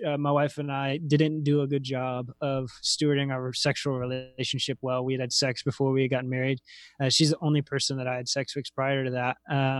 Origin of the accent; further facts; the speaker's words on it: Roanoke, Virginia, United States; I was living in Lynchburg and working all over. So I'm from Roanoke, Virginia originally.